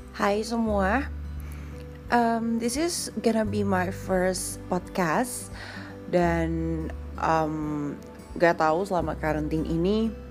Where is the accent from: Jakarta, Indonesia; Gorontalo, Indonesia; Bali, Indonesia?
Bali, Indonesia; aku asli Bali